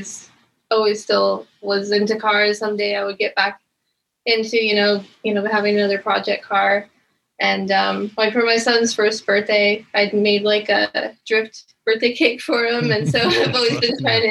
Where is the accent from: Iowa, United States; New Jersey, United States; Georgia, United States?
Iowa, United States; moved away; I grew up in Iowa, and there's not really much to do there